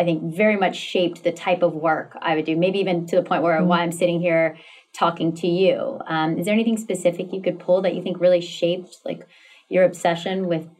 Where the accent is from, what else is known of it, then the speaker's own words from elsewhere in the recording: the South, United States; I grew up in the South